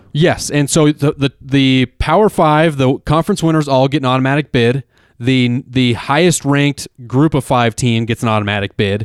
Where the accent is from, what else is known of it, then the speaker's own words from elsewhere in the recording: Denver, Colorado, United States; We're from Denver